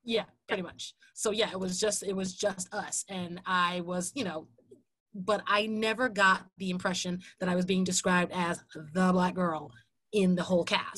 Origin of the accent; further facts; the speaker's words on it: Jersey City, New Jersey, United States; I grew up in Jersey City